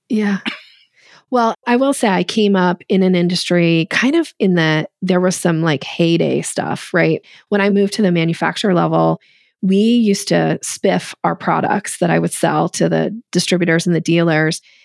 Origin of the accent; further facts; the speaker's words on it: Boise, Idaho, United States; I grew up in Boise, Idaho